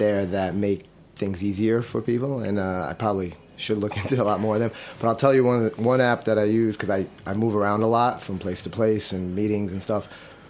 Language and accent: English; New York, United States; I was born and raised in New York